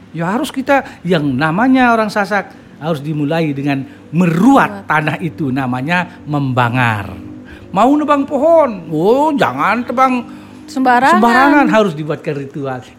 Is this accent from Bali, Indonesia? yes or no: no; Central Lombok, West Nusa Tenggara, Indonesia; saya berasal dari Lombok Tengah. 1 November 96 saya uh, mutasi ke Lombok Barat.